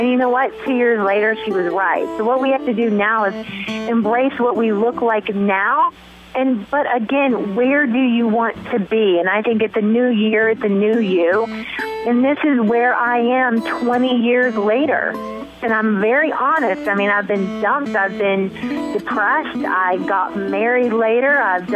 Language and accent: English; the South, United States; moved away; also born or lived in Paris; I'm from the South